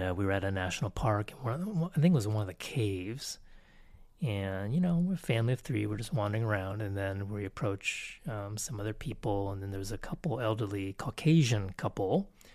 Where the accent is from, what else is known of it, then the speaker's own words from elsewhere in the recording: Texas, United States; first language English; also born or lived in Canada / Connecticut / Taiwan / Thailand; we came back to Texas, and I pretty much grew up here